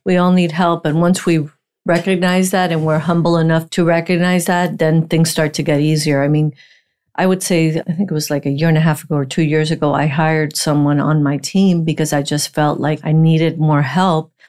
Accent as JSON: {"language": "English", "town": "Miami", "region": "Florida", "country": "United States", "tie": "born or raised there", "also_born_or_lived": "Puerto Rico", "said": "I was in Miami since 1972"}